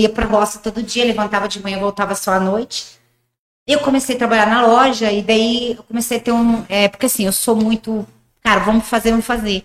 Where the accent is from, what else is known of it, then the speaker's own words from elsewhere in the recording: Paraguay; moved away as an adult; also born or lived in Rio Grande do Sul, Brazil; now in Umuarama, Brazil; eu nasci no Rio Grande do Sul, bem pequenininha, com três meses, meus pais mudaram para o Paraguai, lá em Foz, bem no interiorzão do Paraguai mesmo. E eu morei lá até meus 18 anos.